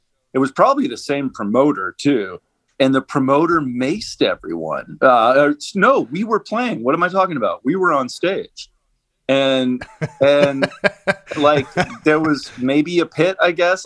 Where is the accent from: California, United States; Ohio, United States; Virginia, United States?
California, United States; Southern; born or raised there; also born or lived in New York City / Coconut Grove, Florida